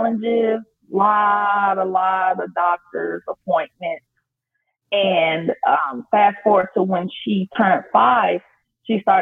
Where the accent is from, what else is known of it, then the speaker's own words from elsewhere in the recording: Chicago, Illinois, United States; moved away as an adult; now in Las Vegas, United States; I was born and raised in Chicago, Illinois. And then fast forward years in the future, my family relocated and we now reside in Las Vegas, Nevada